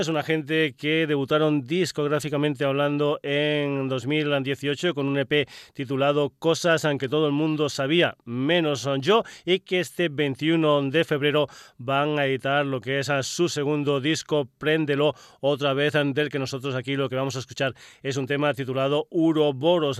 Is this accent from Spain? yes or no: yes; Extremadura, Spain; mi tierra, de Extremadura